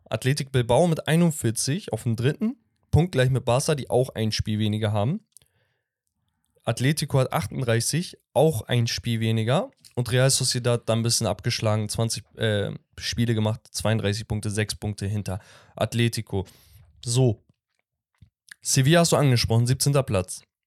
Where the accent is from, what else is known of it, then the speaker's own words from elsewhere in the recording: Sivas, Sivas Province, Turkey; aus meiner Heimatstadt, von Sivaspor